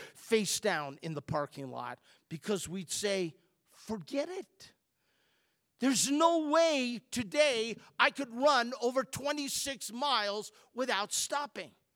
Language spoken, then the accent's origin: English; Chicago, Illinois, United States; I'm from Chicago area